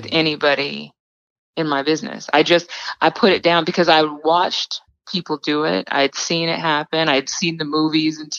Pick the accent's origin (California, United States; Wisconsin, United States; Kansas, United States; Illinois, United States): California, United States; small town outside of Sacramento; moved away as an adult; also born or lived in Los Angeles, California / Dallas, Texas; now in New York, United States; raised in a big family. I'm one of seven kids in a small town outside of Sacramento, California